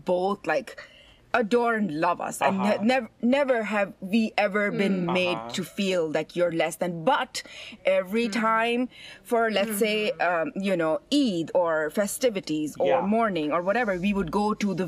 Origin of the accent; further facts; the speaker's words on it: Iran; I was born in Iran